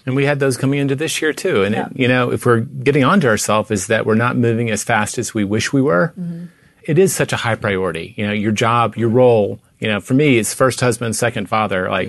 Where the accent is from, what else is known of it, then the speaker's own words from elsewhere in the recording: Tennessee, United States; now in Texas, United States; I grew up in Tennessee